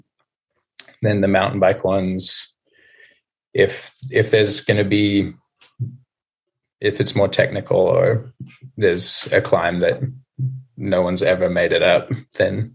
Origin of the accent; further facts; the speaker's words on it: Alice Springs, Northern Territory, Australia; moved away; I grew up in Alice Springs.